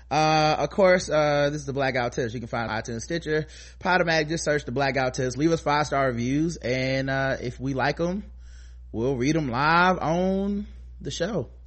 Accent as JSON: {"language": "English", "region": "New York", "country": "United States", "said": "Shout out to New York. I'm from New York. Pop off."}